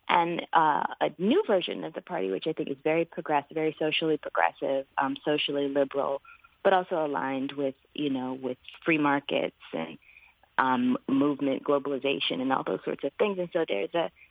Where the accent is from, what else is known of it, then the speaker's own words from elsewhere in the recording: Alabama, United States; I was born in Alabama